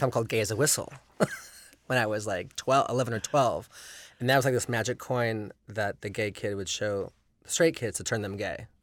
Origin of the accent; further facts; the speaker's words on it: Los Angeles, California, United States; was raised in the valley and it's, you know, by the, you know, so the Sherman Oaks Gallery, it was sort of my stomping ground